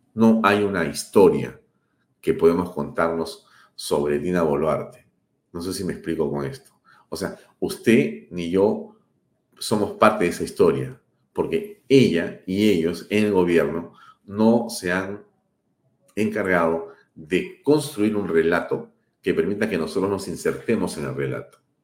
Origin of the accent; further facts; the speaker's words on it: Peru; mi gastronomía como peruano